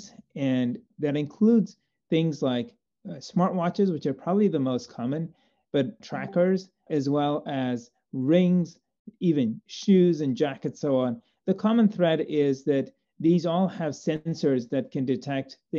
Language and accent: English; Zambia; moved away as an adult; now in United States; Growing up in Zambia and doing medical school there